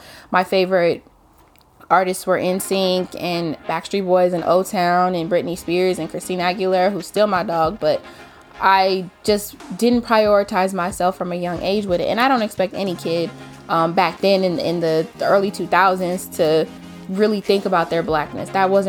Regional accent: Inglewood, California, United States; also born or lived in Orange County, California; I was born and raised in Los Angeles, particularly Inglewood.

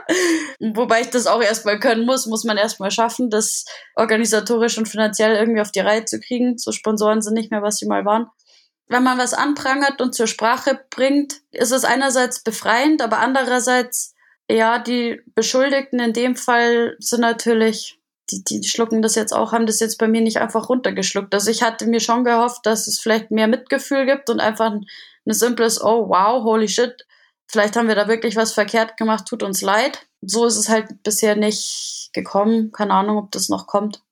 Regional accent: Germany; bei uns in Deutschland

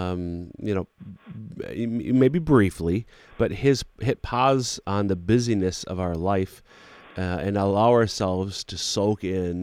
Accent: central Minnesota, United States; moved away; my hometown in central Minnesota

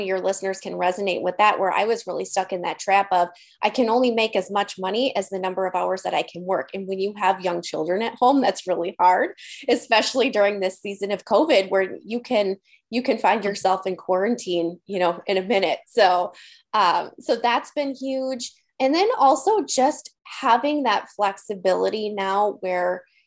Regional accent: Green Bay, Wisconsin, United States; I'm from Green Bay, Wisconsin. We're Midwesterners here

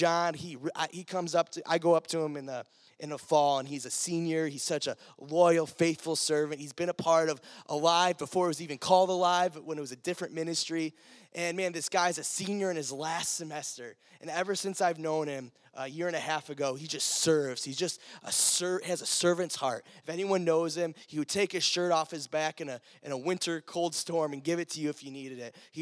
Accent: Cleveland, Ohio, United States; moved away; I was from Cleveland

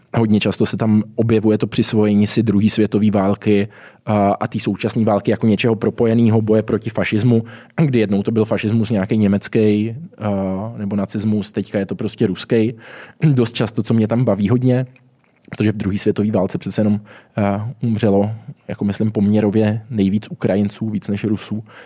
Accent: Brno, South Moravian Region, Czechia; now in Prague, Czech Republic; jsem teď v Praze žiju, původně jsem z Brna

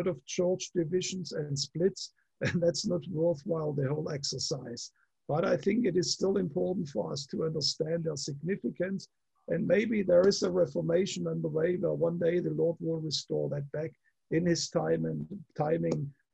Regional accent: Germany; moved away; I come from Germany

